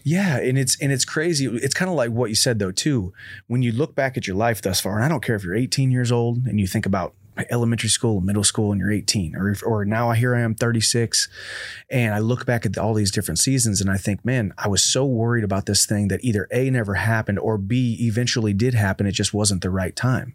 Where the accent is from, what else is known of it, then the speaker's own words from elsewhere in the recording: High Ridge, Missouri, United States; We're from High Ridge